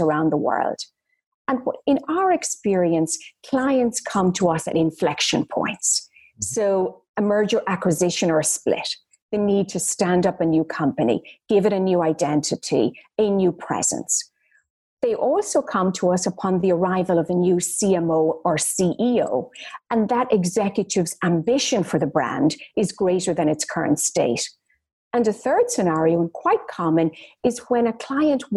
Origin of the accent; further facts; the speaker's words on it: Ireland; I'm Irish. Mm-hmm. Well, I grew up very modestly in Ireland